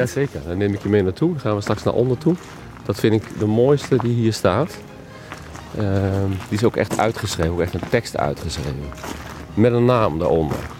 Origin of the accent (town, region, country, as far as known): Oosterbeek, Gelderland, Netherlands